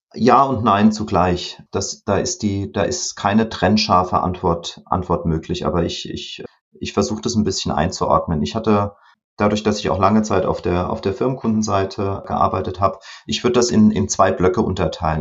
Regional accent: Rhineland-Palatinate, Germany; Als Pfälzer

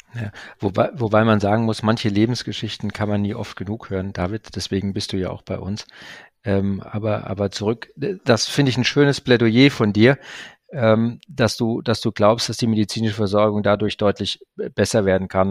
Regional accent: Ruhr area, North Rhine-Westphalia, Germany; da ich ja auch ein Kind des Ruhrgebiets bin

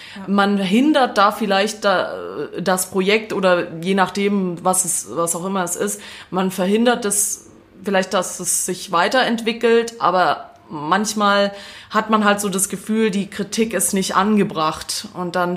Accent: Swabia, Baden-Württemberg, Germany; accent: Swabian; ich rede weiter Schwäbisch.

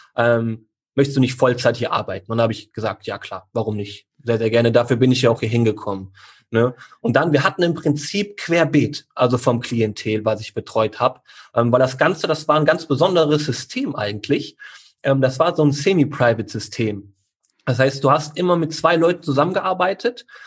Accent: Neuss, North Rhine-Westphalia, Germany; hier in Neuss, wo ich herkomme

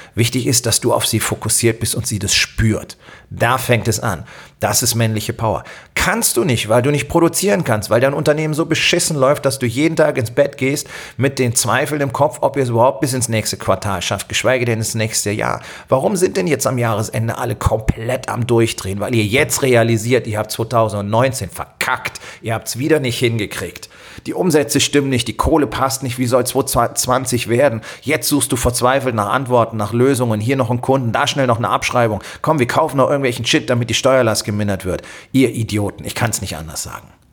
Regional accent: Germany; bei uns in Deutschland

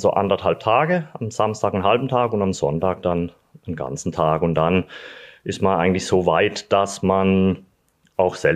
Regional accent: Sulzburg, Baden-Württemberg, Germany; also born or lived in Freiburg; now in Eschbach, Germany; Gut, also zum ersten Sulzburg. Da bin ich aufgewachsen, geboren in Freiburg und das verbindet mich mit dem, mit dem Schwarzwald.

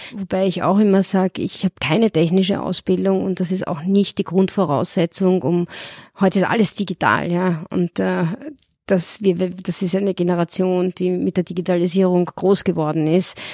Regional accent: Vienna, Austria; moved away as an adult; now in Munich, Germany; gebürtige Wienerin

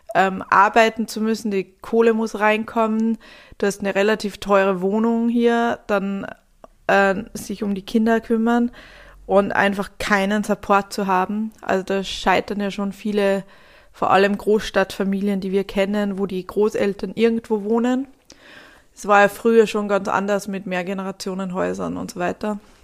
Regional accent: Sweden; now in Germany; mein Herkunftsland Schweden

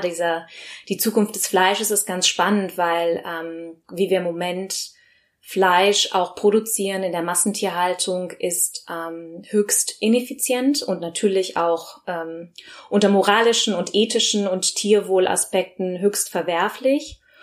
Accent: Bergisch Gladbach, North Rhine-Westphalia, Germany; moved away; also born or lived in London; ursprünglich äh, im Kölsche Mädche, also im Rheinland geboren, also ähm, in Bergisch Gladbach, um genau zu sein

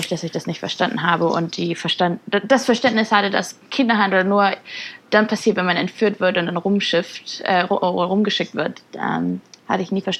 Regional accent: Germany; Ja, also geboren und groß geworden in Deutschland.

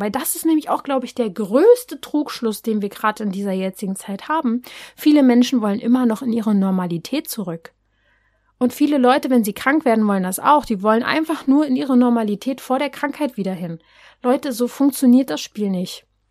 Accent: Berlin, Germany; ich bin ja aus Berlin

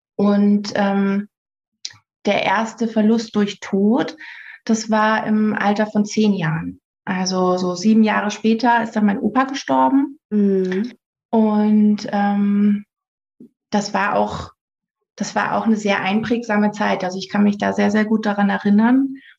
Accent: near Nuremberg, Bavaria, Germany; ich komme aus der Nähe von Nürnberg.

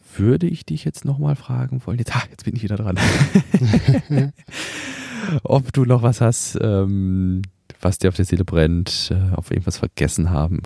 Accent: Germany; bei uns in Deutschland

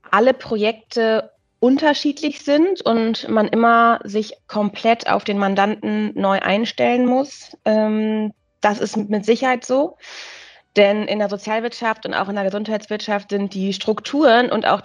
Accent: Münster, North Rhine-Westphalia, Germany; born there; now in Hamburg, Germany; als gebürtige Münsteranerin ist man immer mit einem Herz weiter in den Münster und versucht so ein bisschen Münsteraner Flair nach Hamburg zu übernehmen.

